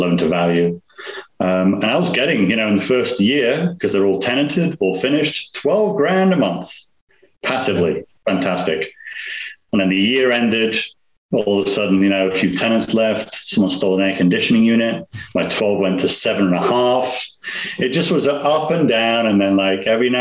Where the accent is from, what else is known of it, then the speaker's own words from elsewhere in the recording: Nottingham, East Midlands, United Kingdom; moved away; I'm from England. Accent. I'm from a place called Nottingham in England. I call it Robin Hood country